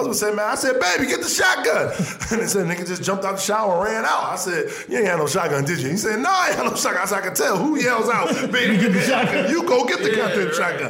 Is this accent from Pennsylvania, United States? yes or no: yes; Philadelphia, Pennsylvania, United States; I'm from North Philly, too